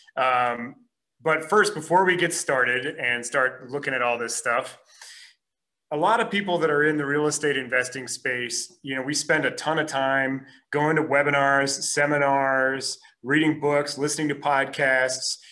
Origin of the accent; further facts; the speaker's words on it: Minneapolis, Minnesota, United States; moved away as an adult; now in Los Angeles, United States; I'm originally from Minneapolis